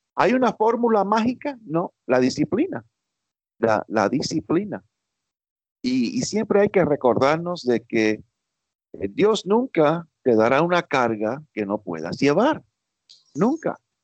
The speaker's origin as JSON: {"language": "Spanish", "region": "New York", "country": "United States", "tie": "born or raised there", "said": "yo nací en Nueva York, criado en Estados Unidos toda mi vida, pero de padres cubanos"}